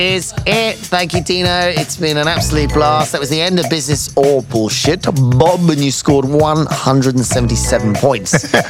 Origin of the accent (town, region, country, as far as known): United Kingdom